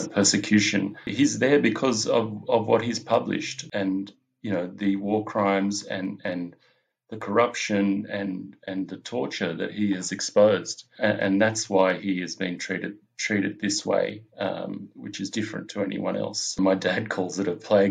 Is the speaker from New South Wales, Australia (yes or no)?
no; Melbourne, Victoria, Australia; I'm a filmmaker from Melbourne in Australia